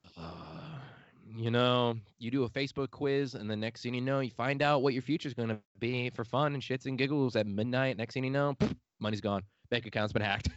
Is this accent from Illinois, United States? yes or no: yes; outside Chicago, Illinois, United States; accent: Midwestern; moved away as an adult; I'm from the outside of it a little bit